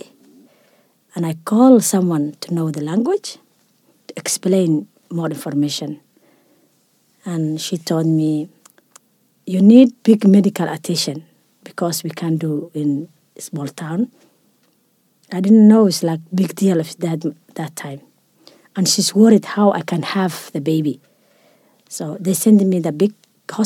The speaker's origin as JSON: {"language": "English", "country": "Somalia", "also_born_or_lived": "Europe", "moved": "as an adult", "lives_now": "Australia", "said": "I'm from Somalia"}